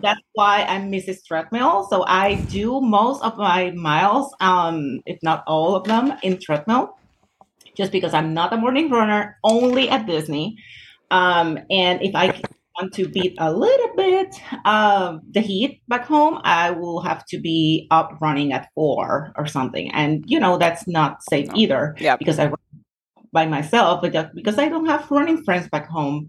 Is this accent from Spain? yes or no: no; Puerto Rico; I'm from Puerto Rico